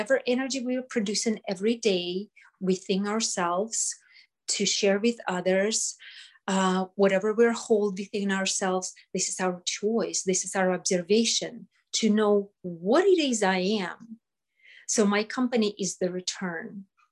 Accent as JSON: {"language": "English", "country": "Russia", "moved": "yes", "lives_now": "United States", "said": "I came from Russia. I survived Russia"}